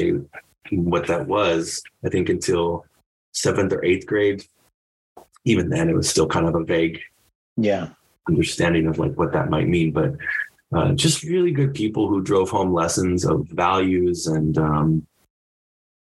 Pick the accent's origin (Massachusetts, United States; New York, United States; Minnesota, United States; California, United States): California, United States; Southern; I'm from Southern California originally